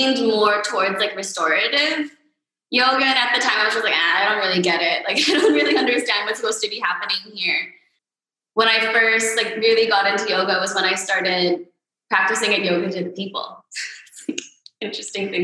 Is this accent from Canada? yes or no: no; Manila, Metro Manila, Philippines; also born or lived in United States / New York; I was born in the U.S., but I grew up here.